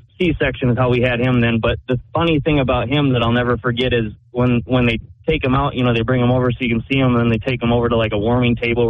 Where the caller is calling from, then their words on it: New Hampton, New Hampshire, United States; I'm leaving New Hampton on my way to Nashua.